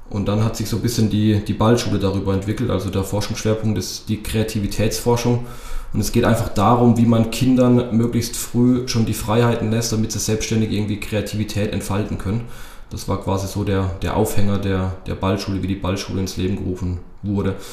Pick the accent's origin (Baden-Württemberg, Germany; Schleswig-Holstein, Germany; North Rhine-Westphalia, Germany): Baden-Württemberg, Germany; Landesliga Rhein-Neckar zu spielen, beziehungsweise Landesliga bei uns zu Hause in Baden-Württemberg.